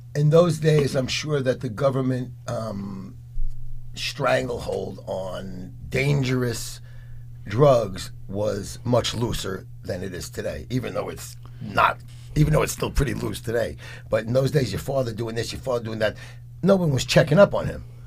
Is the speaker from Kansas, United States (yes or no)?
no; New York City, New York, United States; also born or lived in Lower East Side; I grew up in the Bronx in the 60s and 70s, Lower East Side